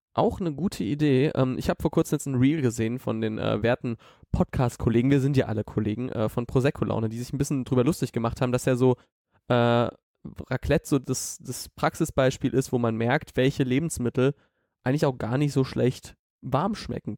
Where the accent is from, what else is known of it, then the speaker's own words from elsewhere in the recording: Southern Germany, Germany; moved away; in Süddeutschland, wo ich herkomme.